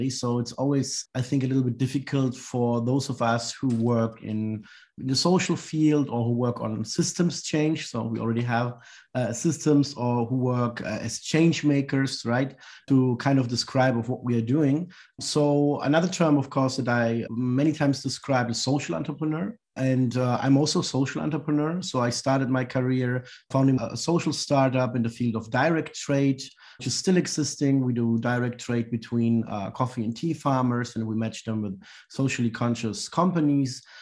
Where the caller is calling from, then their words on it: Heidelberg, Baden-Württemberg, Germany; I'm joining you from Heidelberg, Germany. This is also where we are based and, and operating from.